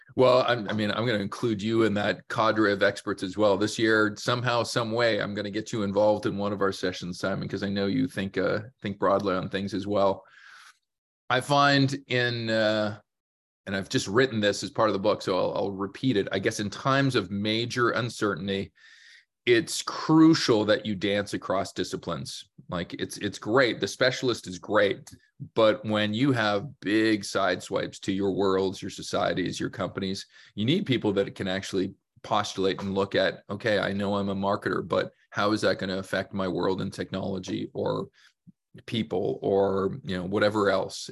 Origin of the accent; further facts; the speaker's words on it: Canada; born, raised in Canada, many chances to leave our fair country